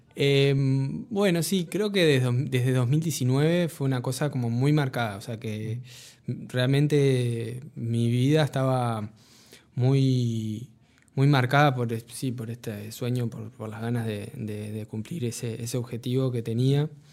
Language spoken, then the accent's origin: Spanish; Uruguay; soy el primer uruguayo que gana una beca de la Fundación Latin Grammy